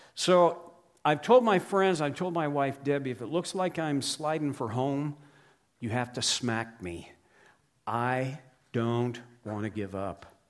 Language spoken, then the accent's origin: English; Oklahoma, United States; I grew up in Oklahoma in the U S